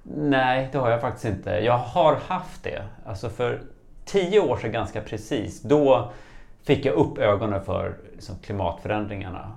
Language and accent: Swedish; Stockholm, Stockholm County, Sweden; moved away as an adult; now in Dalarna, Sweden; nyligen flyttat ifrån eh, min födelsestad Stockholm till en liten by i Dalarna